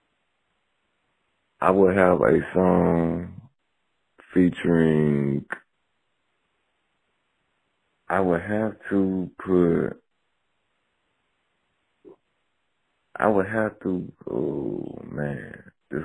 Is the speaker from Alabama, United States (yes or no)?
no; Saluda, South Carolina, United States; I'm from Saluda, South Carolina